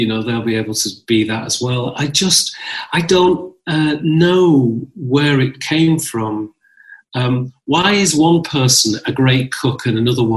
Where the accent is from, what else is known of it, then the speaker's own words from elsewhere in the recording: Lancashire, North West England, United Kingdom; also born or lived in Ethiopia; now in London, United Kingdom; I was brought up in Lancashire and in the north